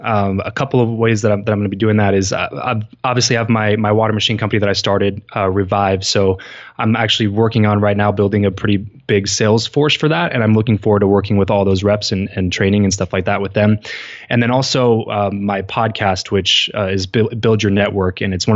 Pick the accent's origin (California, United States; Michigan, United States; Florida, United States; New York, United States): California, United States; we just kind of decided to move back to where we grew up in Southern California.